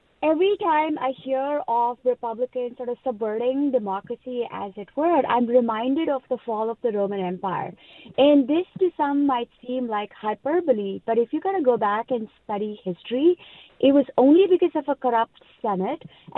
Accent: India; now in United States; as someone who was born and raised in India

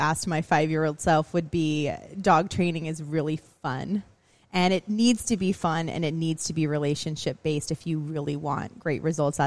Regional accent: Texas, United States; I grew up in Texas

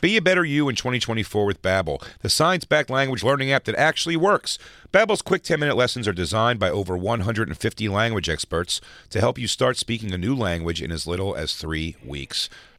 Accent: Philadelphia, Pennsylvania, United States; I'm from Philly.

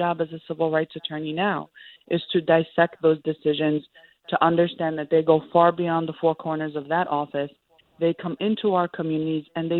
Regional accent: New York City, New York, United States; I'm the child of Palestinian immigrants, born and raised in Sunset Park, Brooklyn.

